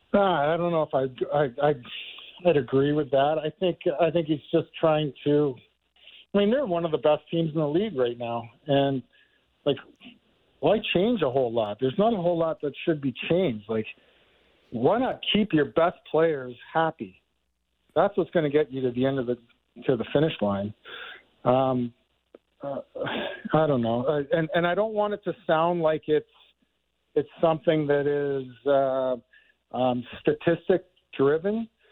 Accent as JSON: {"language": "English", "town": "Markham", "region": "Ontario", "country": "Canada", "tie": "born or raised there", "said": "being a Toronto guy, I grew up in Markham"}